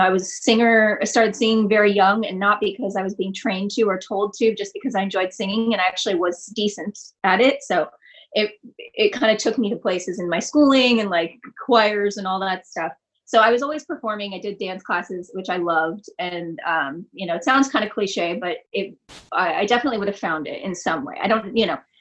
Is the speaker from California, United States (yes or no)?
yes; outside Los Angeles, California, United States; also born or lived in Detroit, Michigan; I grew up outside of LA. I grew up first in Vista, and then, which is kind of a San Diego-y neighborhood, and then out toward San Bernardino, Riverside area